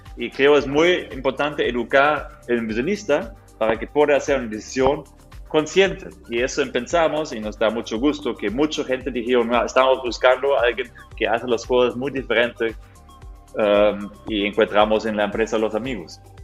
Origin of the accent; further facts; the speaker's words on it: Germany; Spanish is a second language; now in Mexico; Yo soy un, mexicano de corazón, pero de origen Alemania